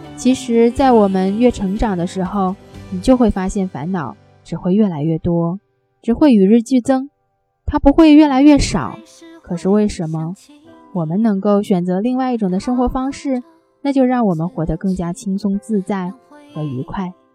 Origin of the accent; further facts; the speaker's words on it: China; 我们中国人